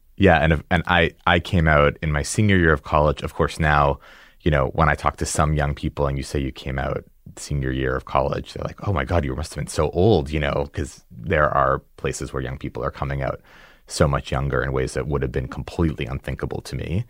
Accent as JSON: {"language": "English", "town": "Newton", "region": "Massachusetts", "country": "United States", "tie": "born or raised there", "said": "grew up in, uh, in the suburb of Newton"}